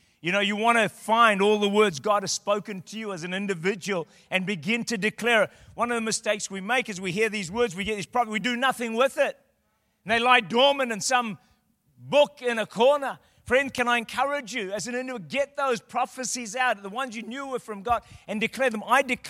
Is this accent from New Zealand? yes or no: yes; New Zealand; I'm from New Zealand.